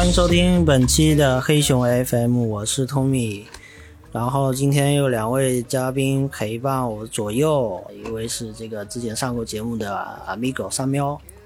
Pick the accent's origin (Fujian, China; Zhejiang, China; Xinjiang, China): Fujian, China; Xiamen; 我们厦门人口体量也就那么几百万